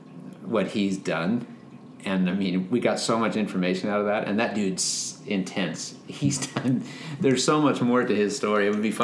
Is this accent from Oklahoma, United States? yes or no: no; Fullerton, California, United States; moved away; our early years growing up in Fullerton, California